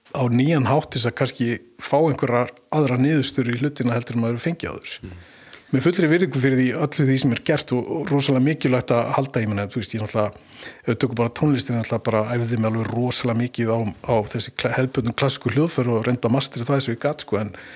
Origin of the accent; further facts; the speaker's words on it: Mosfellsbær, Capital Region, Iceland; also born or lived in Vesturbær, Reykjavík; ég holst upp í Moselsbæ og uh, í varmárskóla